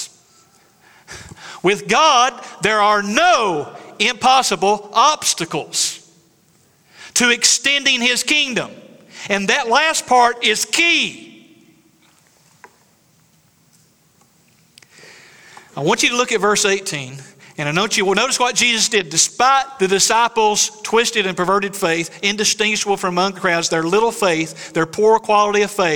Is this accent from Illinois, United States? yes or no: no; East Tennessee, United States; moved away; I'm from East Tennessee. We got mountains.